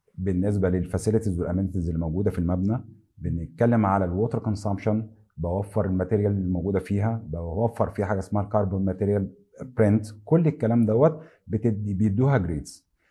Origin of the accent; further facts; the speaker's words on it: Egypt; عندنا في مصر